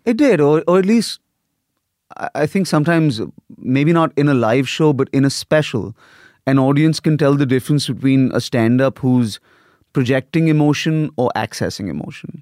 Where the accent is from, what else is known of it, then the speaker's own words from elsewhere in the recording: India; moved away as an adult; also born or lived in Lagos, Nigeria / United States / Europe; I got sent to boarding school when I was eight in India